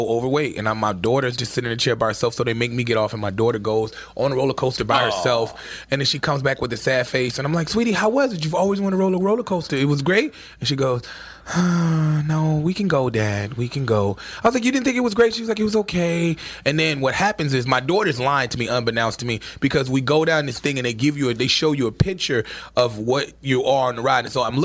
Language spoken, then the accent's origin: English; Chicago, Illinois, United States; now in New York, United States; I'm from Chicago